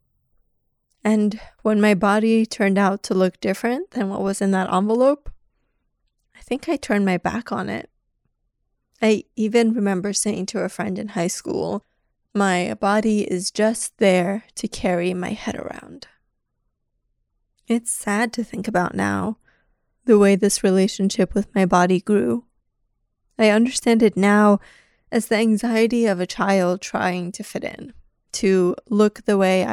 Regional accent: New York City, New York, United States; also born or lived in Iran; I was born in Iran and grew up mostly in Queens, New York.

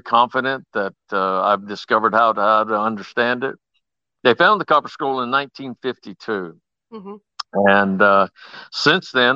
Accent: Lawton, Oklahoma, United States; I grew up in Lawton, Oklahoma

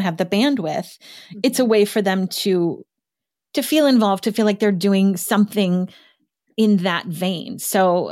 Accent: Midwest, United States; as a Midwesterner

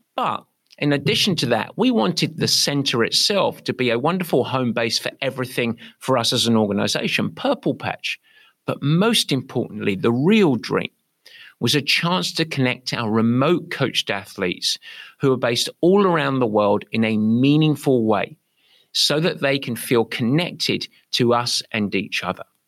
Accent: England, United Kingdom; now in San Francisco, United States; I'm English

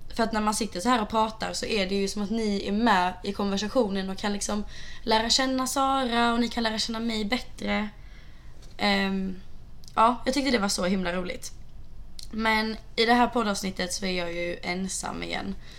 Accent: Sweden; now in Santa Monica, United States; vi är hemma i Sverige igen

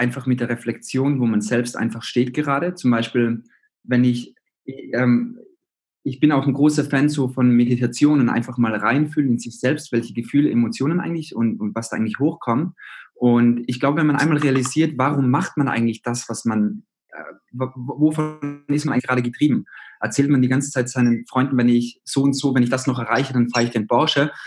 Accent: Zillertal, Tyrol, Austria; moved away as an adult; now in Berlin, Germany; ich komme aus Österreich, aus Tirol, aus dem Zillertal und da bin ich aufgewachsen.

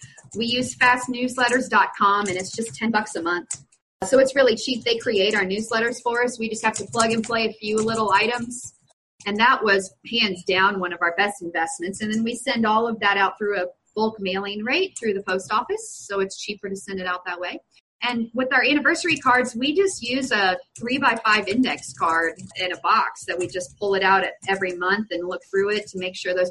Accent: Springfield, Missouri, United States; I'm from Springfield, Missouri.

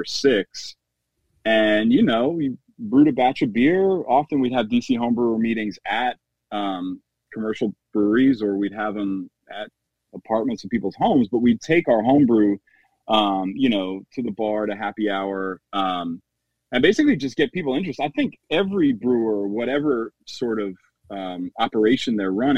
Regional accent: New York, United States; moved away as an adult; now in Washington, D.C., United States; I'm originally from New York. I moved to D.C. in 2006.

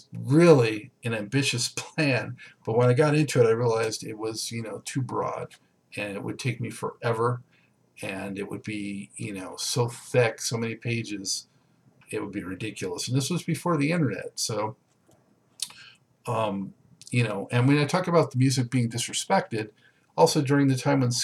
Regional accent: Southern California, United States; I'm from Southern California

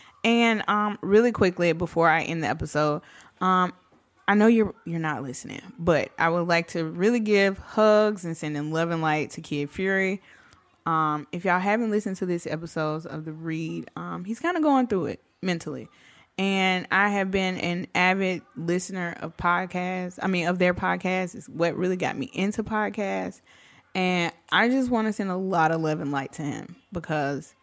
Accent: the South, United States; I'm from the South.

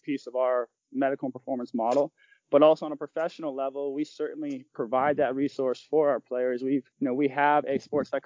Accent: Rhode Island, United States; I'm from Rhode Island.

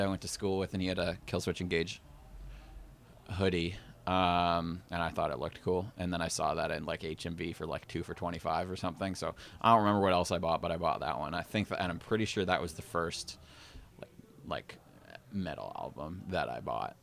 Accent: Kitchener, Ontario, Canada; moved away as an adult; now in Toronto, Canada; I grew up in Kitchener. I moved to Toronto, like, out by Humber five, five or six years ago

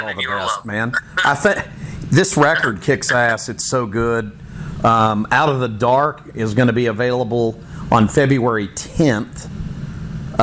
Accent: United States; As an American fan

